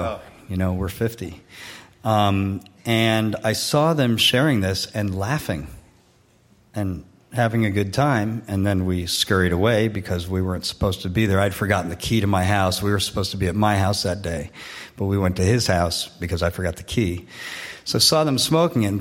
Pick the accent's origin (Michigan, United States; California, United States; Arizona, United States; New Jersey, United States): New Jersey, United States; South Orange; moved away as an adult; also born or lived in Boulder, Colorado; I had trouble growing up in South Orange, New Jersey